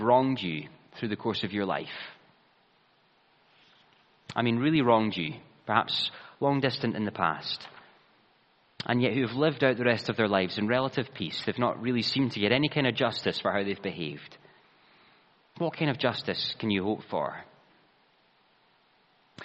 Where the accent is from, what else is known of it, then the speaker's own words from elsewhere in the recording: Ayrshire, Scotland, United Kingdom; the church I grew up in Ayrshire